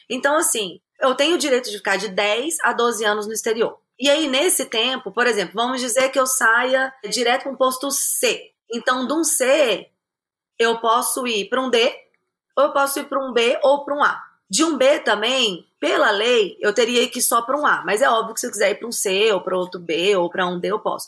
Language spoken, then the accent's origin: Portuguese; Minas Gerais, Brazil; moved away as an adult; also born or lived in Goiânia / Armenia / Nairobi; now in Los Angeles, United States; eu nasci em Goiânia, mas eu eu fui criada em Minas, mas eu não acho que eu tenho muito sotaque